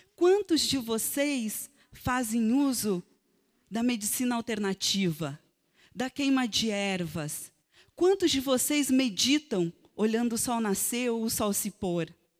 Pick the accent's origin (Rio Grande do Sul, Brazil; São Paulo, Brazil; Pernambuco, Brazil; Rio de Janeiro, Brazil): Rio Grande do Sul, Brazil; Serrinha; A minha terra, antes de se chamar Serrinha, se chamava Facavã